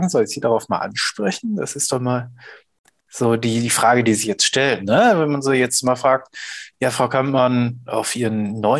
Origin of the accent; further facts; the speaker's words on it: Ruhr area, North Rhine-Westphalia, Germany; bei uns im Pott